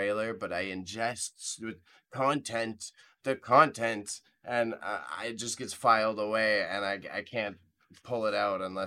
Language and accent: English; Canada; we're Canadian.